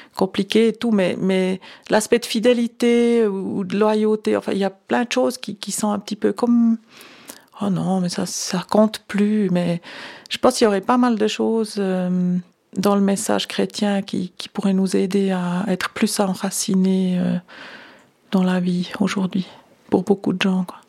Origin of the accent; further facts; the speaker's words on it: Lucerne, Switzerland; j'ai grandi à Lucerne, c'était donc catholique romain